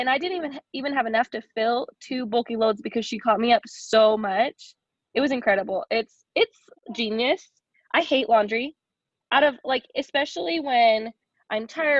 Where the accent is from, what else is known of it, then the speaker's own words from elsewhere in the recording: Olympia, Washington, United States; moved away as an adult; now in Utah, United States; We are from Olympia, Washington. We grew up in the Pacific Northwest